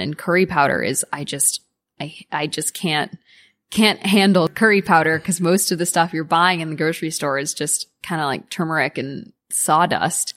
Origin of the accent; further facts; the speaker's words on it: United States; being an American kid